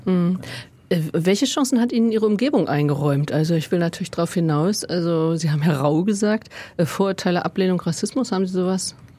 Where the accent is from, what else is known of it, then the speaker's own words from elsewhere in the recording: Germany; Ich bin 64 geboren in Westdeutschland